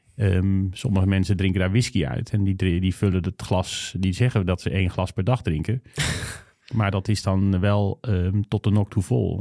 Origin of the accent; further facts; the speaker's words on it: North Brabant, Netherlands; ik kom uit Brabant